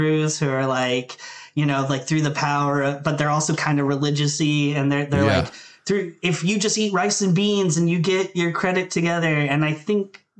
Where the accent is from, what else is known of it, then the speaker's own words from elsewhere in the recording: Thurmont, Maryland, United States; moved away as an adult; also born or lived in Baltimore, Maryland; I grew up in Thurmont, Maryland, which is right by like Harper's Ferry, West Virginia